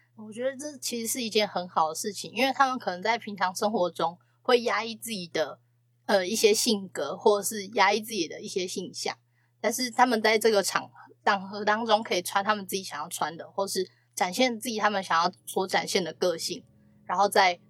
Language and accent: Chinese; Hsinchu, Taiwan; 我们新竹那边有一个叫封城部屋的地方